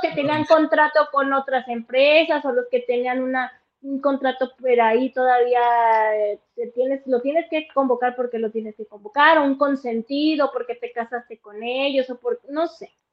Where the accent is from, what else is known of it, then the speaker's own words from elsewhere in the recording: Mexico; Yo como mexicana